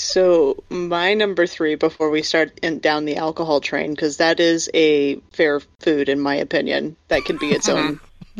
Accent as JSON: {"language": "English", "region": "Kansas", "country": "United States", "tie": "born or raised there", "said": "growing up in Kansas, we always had to go to the state fair for marching band and band competitions"}